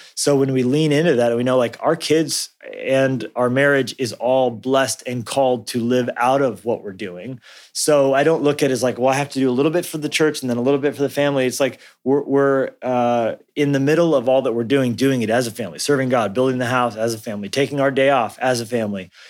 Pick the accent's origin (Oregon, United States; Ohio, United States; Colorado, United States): Colorado, United States; also born or lived in New Mexico; I grew up in Colorado and New, and New Mexico some as well